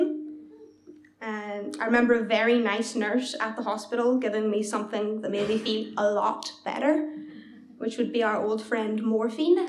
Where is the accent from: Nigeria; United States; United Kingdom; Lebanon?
United Kingdom; Belfast, Northern Ireland; at home in Belfast